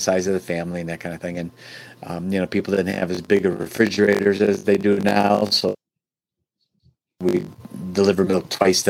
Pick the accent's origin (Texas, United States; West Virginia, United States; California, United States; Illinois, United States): Illinois, United States; Oak Brook; I'm originally from Chicago. Born and raised in the Chicago area, suburb of Chicago called Oak Brook